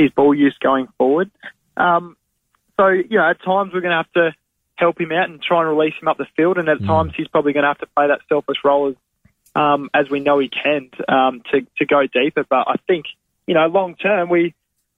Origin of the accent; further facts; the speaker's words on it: South Australia, Australia; Growing up in South Australia